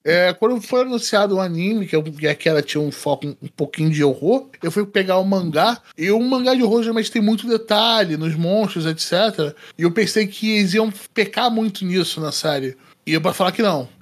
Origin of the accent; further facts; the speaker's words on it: Rio de Janeiro, Brazil; accent: Carioca; o meu sotaque é carioca